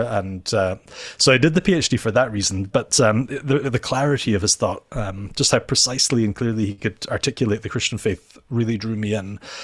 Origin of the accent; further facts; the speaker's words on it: Inverness, Scotland, United Kingdom; now in Edinburgh, United Kingdom; I am from Scotland, uh, so I'm not Dutch. Um, I live in Edinburgh